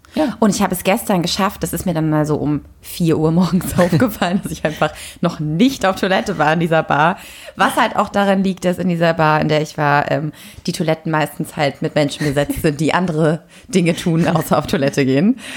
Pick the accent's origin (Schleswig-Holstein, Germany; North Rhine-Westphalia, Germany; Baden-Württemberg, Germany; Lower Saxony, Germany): Schleswig-Holstein, Germany; Lübeck; now in Berlin, Germany; wir kommen ja beide aus Lübeck